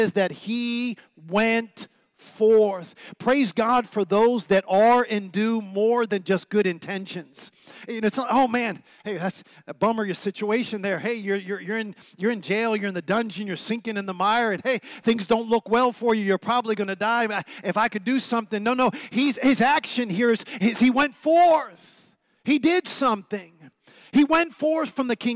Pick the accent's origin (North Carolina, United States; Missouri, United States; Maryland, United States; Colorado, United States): Maryland, United States; Prince George's County; moved away as an adult; also born or lived in Washington, D.C. / Colombia / Argentina / Mexico; now in Heber Springs, United States; I was born in Washington, D.C. I'm a PG County boy. Don't get scared about that, okay? I'm from PG County